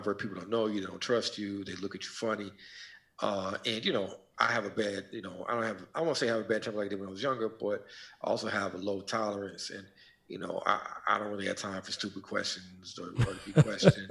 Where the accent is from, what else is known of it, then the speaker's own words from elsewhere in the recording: St. Louis, Missouri, United States; my hometown of St. Louis